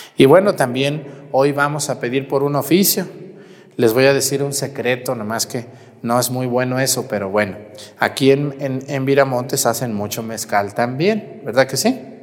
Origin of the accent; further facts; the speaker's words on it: Jalisco, Mexico; moved away; allá en mi tierra de donde yo soy